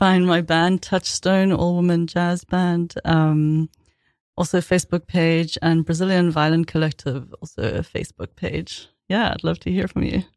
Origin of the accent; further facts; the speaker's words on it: South Africa; also born or lived in London / Boston; now in New York, United States; growing up in South Africa